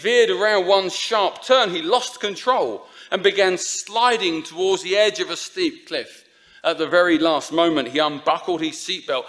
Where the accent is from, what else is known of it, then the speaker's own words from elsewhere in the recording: Essex, East of England, United Kingdom; I'm from Essex